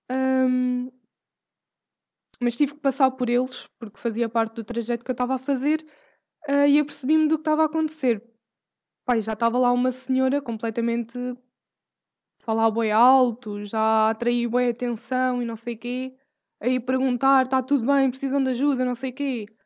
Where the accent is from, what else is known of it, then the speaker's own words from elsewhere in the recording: Portugal; Nós somos portugueses, ou seja, velhas numa aldeia que comentam tudo e sabem de tudo.